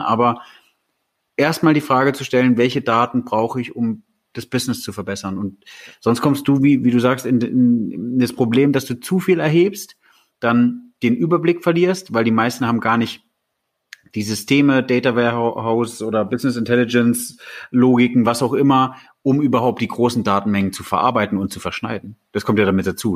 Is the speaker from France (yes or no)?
no; Germany; wir als Deutsche